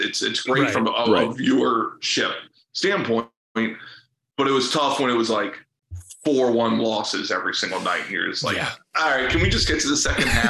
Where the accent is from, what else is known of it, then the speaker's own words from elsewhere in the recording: East Coast, United States; now in Cincinnati, United States; So I've spent now like 17 and a half years in the general area, but I'm from the East Coast.